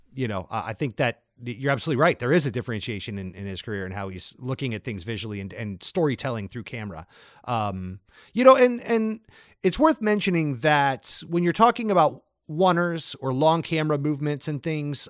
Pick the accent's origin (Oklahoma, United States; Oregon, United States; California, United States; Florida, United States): Florida, United States; St. Augustine; moved away; several years of my childhood growing up in the South in Florida